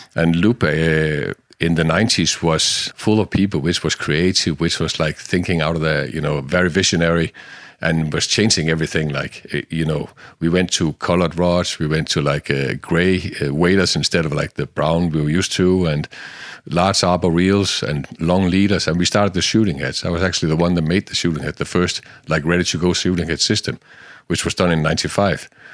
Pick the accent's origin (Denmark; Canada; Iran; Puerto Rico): Denmark; I was born in Denmark in, uh, in the sixties, sixty-two. I'm not afraid of saying that. And, uh, in the middle of a jodland.